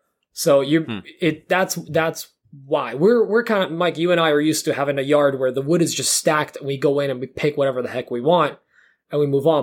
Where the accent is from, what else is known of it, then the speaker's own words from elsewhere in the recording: Poland; born there; which I cannot spell because I was born in Poland.